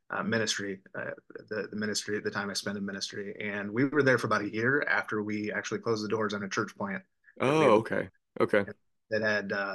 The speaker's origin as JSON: {"language": "English", "region": "Southern Illinois", "country": "United States", "tie": "born or raised there", "also_born_or_lived": "suburban area (from age 10-11)", "moved": "as an adult", "lives_now": "Tennessee, United States", "said": "growing up in Southern Illinois, I always wanted to get out of the suburban context that I ended up growing up in from age 10, 11 on"}